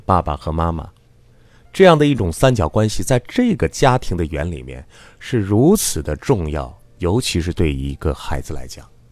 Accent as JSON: {"language": "Chinese", "country": "China", "said": "咱们中国人"}